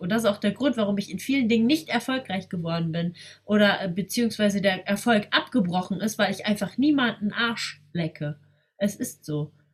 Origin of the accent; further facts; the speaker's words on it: Germany; bin ich in Deutschland geboren und ähm, bin mit der deutschen Kultur groß geworden